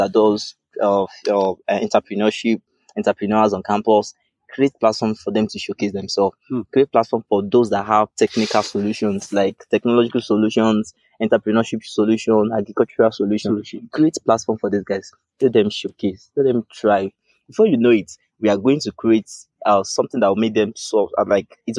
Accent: Lagos, Nigeria; I'm from Lagos

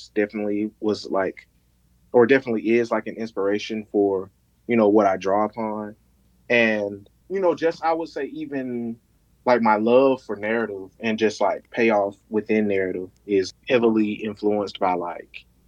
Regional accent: Columbus, Georgia, United States; now in Atlanta, United States; I grew up in Columbus, Georgia, born and raised.

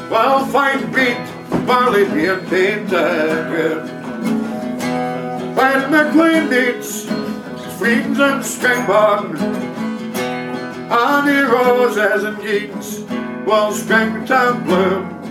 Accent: Dundee, Scotland, United Kingdom; Me, Dundee. Originally. Very, very beautiful uh, garden city.

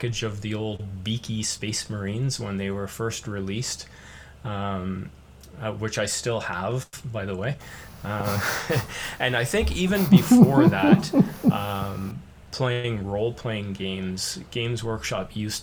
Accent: Canada

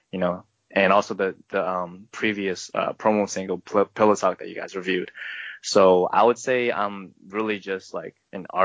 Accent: Seattle, Washington, United States; let's not dog Seattle. on my hometown.

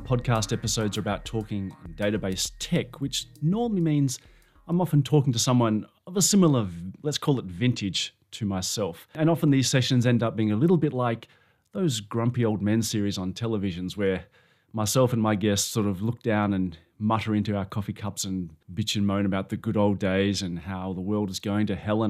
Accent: Australia; I'm an Australian

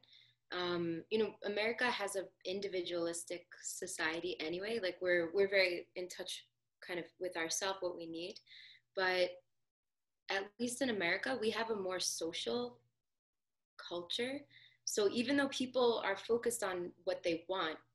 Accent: New Jersey, United States; I'm from New Jersey

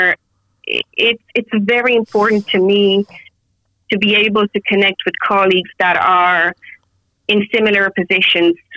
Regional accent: Romania; now in Dublin, Ireland; I'm originally from Romania

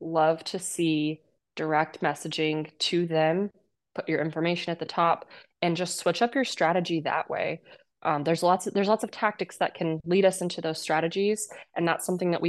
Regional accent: Kansas, United States; moved away; I come from Kansas and an ag background. My whole family farmed. I was the first person to leave my state

